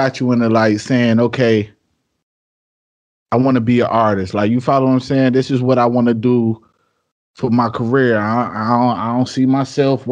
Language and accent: English; Midwest, United States; I'm from the Midwest